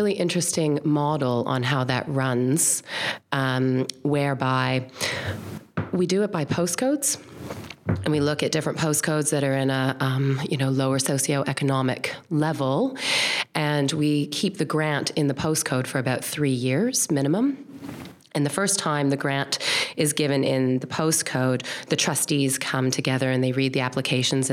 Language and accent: English; Toronto, Ontario, Canada; moved away as an adult; now in New Zealand; I grew up, my parents, in Toronto.